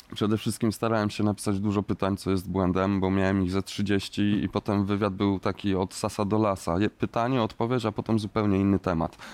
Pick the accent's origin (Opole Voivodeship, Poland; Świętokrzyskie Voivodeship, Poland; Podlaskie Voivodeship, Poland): Świętokrzyskie Voivodeship, Poland; Kielce; w Kielcach, w moim rodzinnym mieście